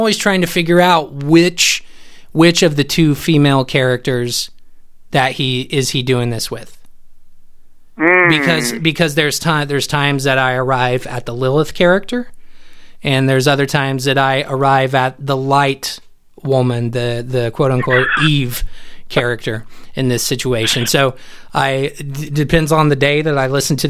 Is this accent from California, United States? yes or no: no; Indiana, United States; I grew up in Indiana